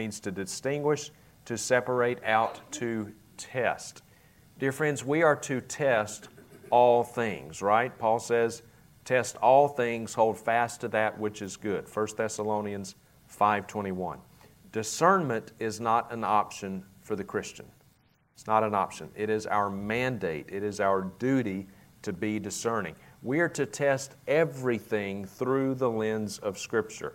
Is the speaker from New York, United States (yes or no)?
no; Vicksburg, Mississippi, United States; accent: southern; moved away as an adult; now in Idaho, United States; my hometown at the time of Vicksburg, Mississippi